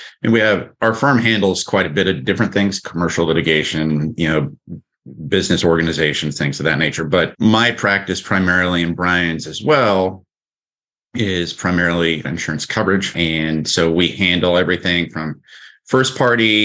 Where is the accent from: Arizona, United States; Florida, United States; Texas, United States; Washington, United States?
Texas, United States; moved away; also born or lived in California; I'm originally from Texas and then was out in California for a long time